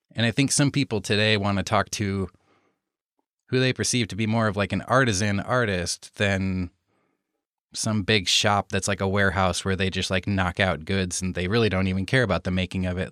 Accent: Iowa, United States; moved away as an adult; now in Los Angeles, United States; I grew up in Iowa, so in the States here and right in the middle of the States here in Iowa on the Mississippi River

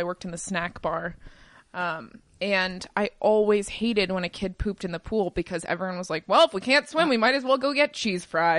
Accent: Pennsylvania, United States; moved away; I'm from Pennsylvania

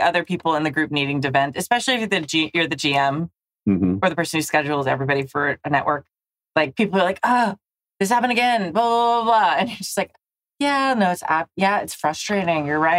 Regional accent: Southern California, United States; I'm from Southern California.

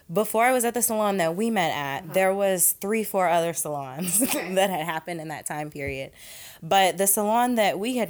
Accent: Ohio, United States; moved away as an adult; now in New Orleans, United States; I am originally from Ohio, and I started there with a cosmetology license something like 14 years ago

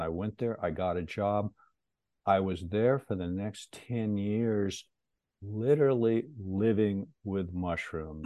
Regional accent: Pacific Northwest, United States; also born or lived in Seattle; I was born and raised in the Pacific Northwest

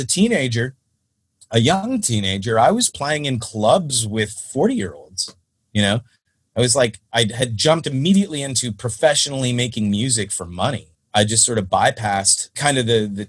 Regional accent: Stratford, Ontario, Canada; born or raised there

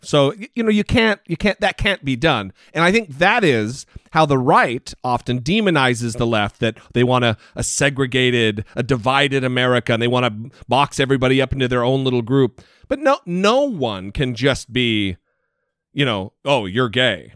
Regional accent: Idaho, United States; I'm from Idaho

